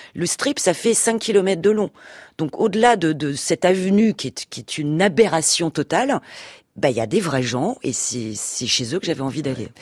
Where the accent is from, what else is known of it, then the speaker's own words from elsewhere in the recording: France; en tant que française en plus on est quand même un peu les rois des râleurs